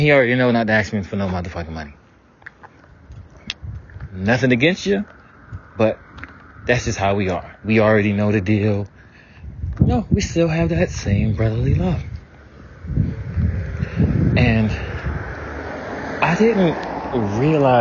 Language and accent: English; the South, United States; growing up in the South.